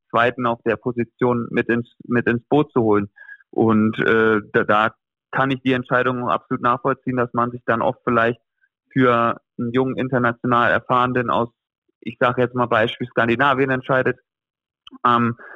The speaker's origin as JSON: {"language": "German", "town": "Flensburg", "region": "Schleswig-Holstein", "country": "Germany", "tie": "born or raised there", "also_born_or_lived": "Gummersbach", "said": "von daher wird Flensburg immer meine Heimat bleiben und äh, Gummersbach aber auch für mich immer ein Zuhause sein."}